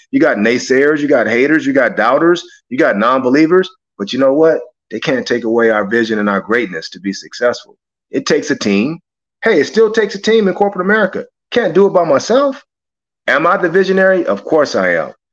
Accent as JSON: {"language": "English", "town": "Los Angeles", "region": "California", "country": "United States", "tie": "born or raised there", "said": "growing up in South Central"}